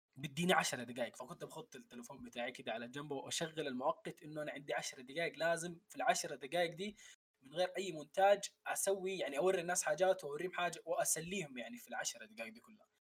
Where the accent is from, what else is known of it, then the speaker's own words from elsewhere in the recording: Saudi Arabia; also born or lived in Khartoum, Sudan / Omdurman, Sudan; من مواليد الخرطوم لكن عشت تقريبا عمري كله في السعوديه